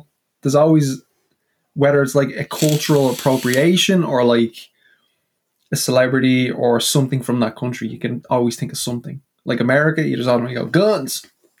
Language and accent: English; Ireland; I'm from the Emerald Isle. I come from the most beautiful country with the greenest of fields.